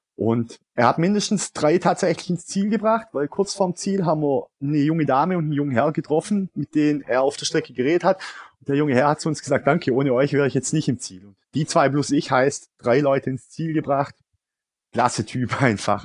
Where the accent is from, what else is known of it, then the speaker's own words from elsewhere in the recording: Swabia, Baden-Württemberg, Germany; Als Schwabe